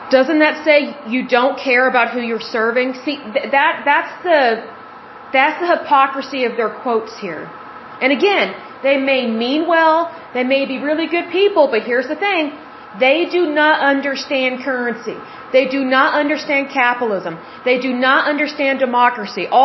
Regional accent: Oklahoma, United States; I'm from Oklahoma, and yes, I love my state, but I don't actually like where I live. I have never liked living in Oklahoma

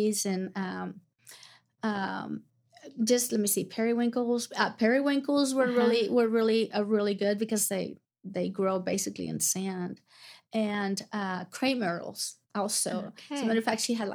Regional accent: Atalaya, Veraguas, Panama; moved away as an adult; also born or lived in Florida / Oklahoma City; my hometown is called Atalaya, and it was 500 people, maybe.

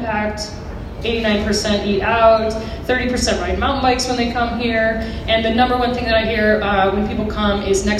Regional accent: Idaho, United States; in Idaho, in my hometown

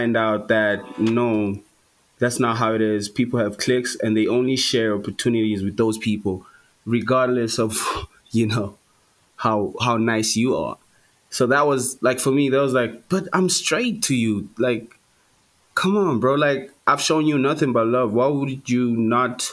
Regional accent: Durban, KwaZulu-Natal, South Africa; moved away as an adult; now in Johannesburg, South Africa; I grew up in Durban

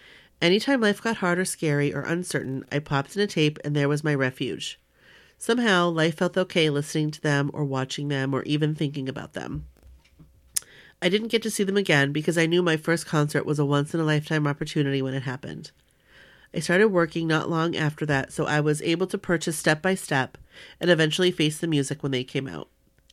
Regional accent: New York, United States; I love being a New Yorker. I never wanted to leave, ever.

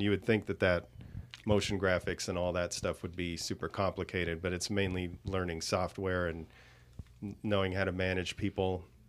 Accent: Southern California, United States; moved away as an adult; also born or lived in Los Angeles; now in Las Vegas, United States; I was born and raised in Southern California

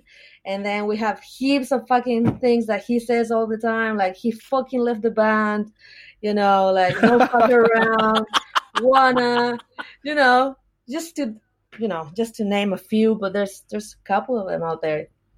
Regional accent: Chile; now in Australia; Oh, I'm from Chile. That's in South America.

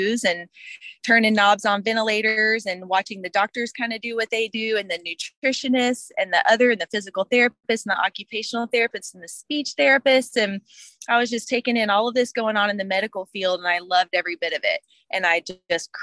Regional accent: Houston, Texas, United States; also born or lived in San Marcos, Texas; I was born in Houston, Texas, made my way to San Marcos, Texas for college

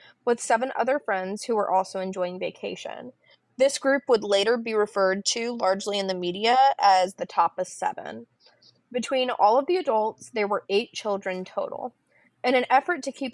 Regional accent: a suburb of Miami, South Florida, United States; I grew up in Miami, right? Like not Miami, not in the heart of it, but in like a suburb in South Florida

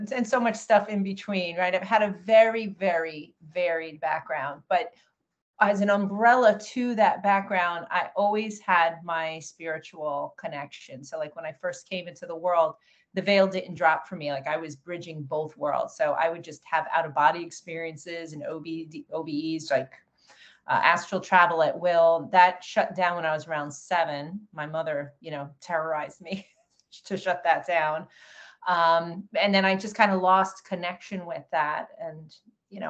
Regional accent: Long Island, New York, United States; I was born in New York, on Long Island, New York, middle-class family, middle of Long Island. My background growing up, you know, I had two brothers

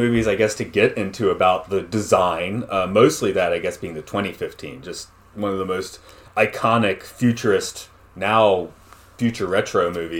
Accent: Atlanta, Georgia, United States; now in Japan; My hometown is Atlanta

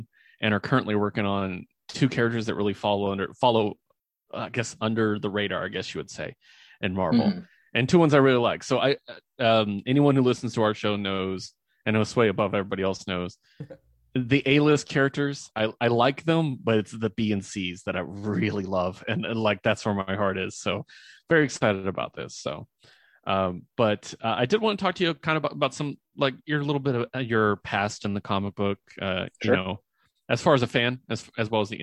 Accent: United States

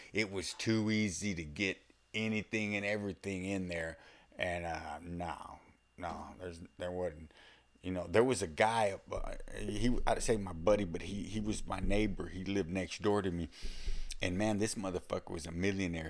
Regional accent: Texas, United States; accent: Texas or the South; it's obvious I'm from Texas or the South or whatever

